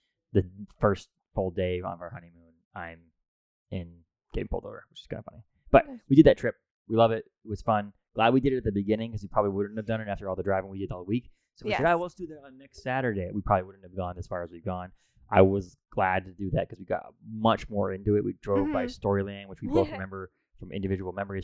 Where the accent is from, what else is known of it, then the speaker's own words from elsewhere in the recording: Maine, United States; We were from Maine. We grew up in Maine.